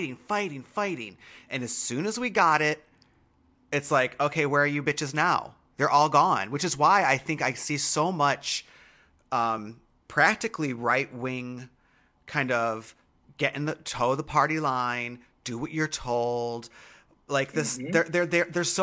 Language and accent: English; Michigan, United States; I was raised in Michigan.